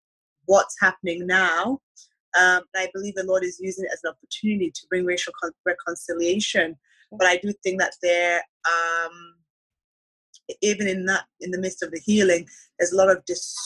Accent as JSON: {"language": "English", "country": "Nigeria", "tie": "born or raised there", "also_born_or_lived": "Canada", "said": "Mm-hmm, but I lived in Nigeria when I was young."}